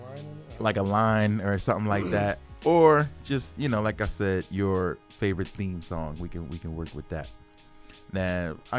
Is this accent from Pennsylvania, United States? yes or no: yes; Philadelphia, Pennsylvania, United States; moved away as an adult; now in Arizona, United States; I'm born and raised in Philadelphia, but I'm an Arizona artist